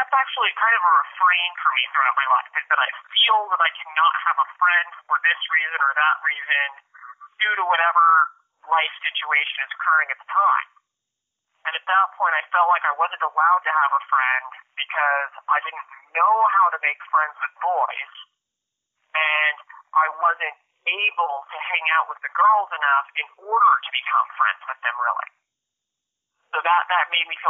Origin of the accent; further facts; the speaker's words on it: Spokane, Washington, United States; also born or lived in Priest River, Idaho; it was third grade that we moved from Priest River, Idaho to Spokane, Washington